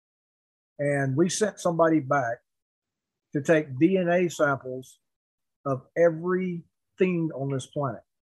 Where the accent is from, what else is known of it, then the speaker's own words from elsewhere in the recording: United States; I was born on the Cherokee Reservation.